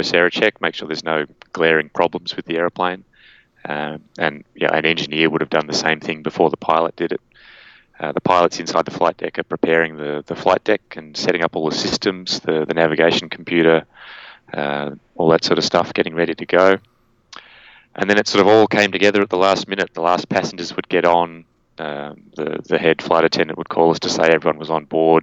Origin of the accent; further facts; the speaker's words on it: Canberra, Australian Capital Territory, Australia; moved away as an adult; also born or lived in Sydney; I grew up in Canberra, the capital of Australia, and then I came up to Sydney to go to university